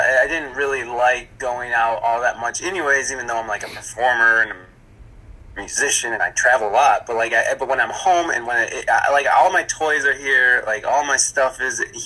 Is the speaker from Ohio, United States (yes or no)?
yes; Ohio, United States; moved away as an adult; also born or lived in California; I came from Ohio, went to California, and I came back